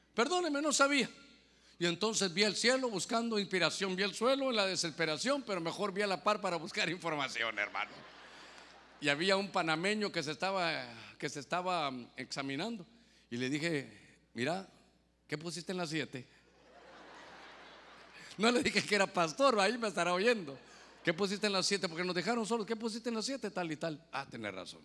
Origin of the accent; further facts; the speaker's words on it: Guatemala; now in Honduras; Ahora soy catrapín, mitad catracho y mitad chapín